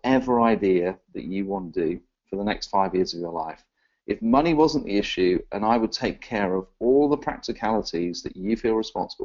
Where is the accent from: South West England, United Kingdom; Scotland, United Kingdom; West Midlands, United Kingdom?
South West England, United Kingdom; Exeter; now in London, United Kingdom; I was born in a little place called Exeter in the southwest of England.